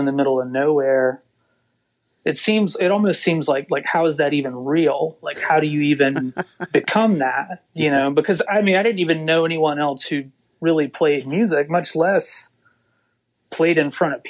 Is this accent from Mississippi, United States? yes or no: yes; Waynesboro, Mississippi, United States; also born or lived in Hattiesburg, Mississippi; I grew up in Waynesboro, Mississippi, which is a really small place.